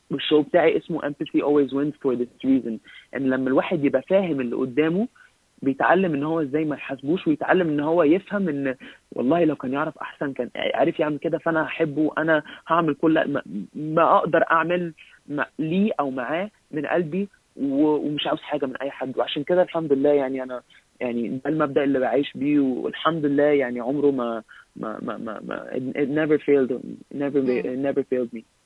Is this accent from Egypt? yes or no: yes; Egypt; now in Canada; احنا كمصريين